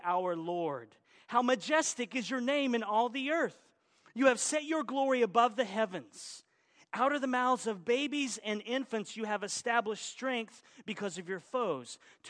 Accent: Oklahoma, United States; also born or lived in Arkansas; Arkansas, which is where I was born, even though I was raised in Oklahoma

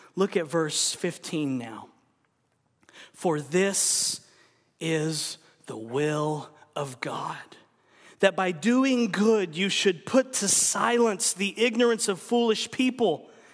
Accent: United States; we're American

